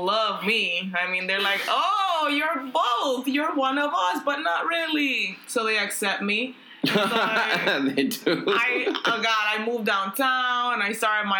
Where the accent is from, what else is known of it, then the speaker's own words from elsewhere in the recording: Dominican Republic; English is a second language; moved away as an adult; also born or lived in New York; now in Los Angeles, United States; I'm Dominican, Von. I grew up in the Dominican